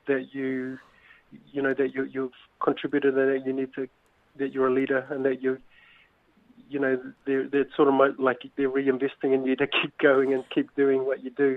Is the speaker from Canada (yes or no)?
no; Auckland, New Zealand; I grew up in West Auckland. I'm born and bred